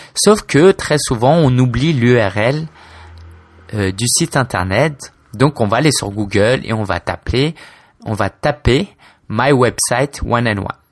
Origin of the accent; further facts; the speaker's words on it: Paris, Île-de-France, France; also born or lived in Spain / China; je suis français d'origine chinoise. J'ai 26 ans, je vis à Paris, où j'ai toujours vécu